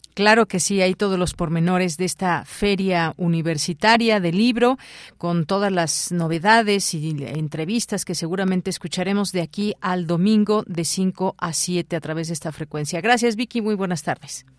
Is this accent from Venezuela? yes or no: no; Mexico; nuestro país